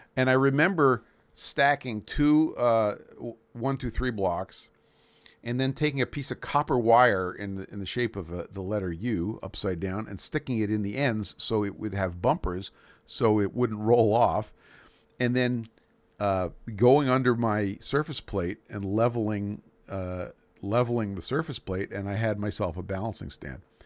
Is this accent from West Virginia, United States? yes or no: no; Brooklyn, New York, United States; moved away; My hometown of Brooklyn, New York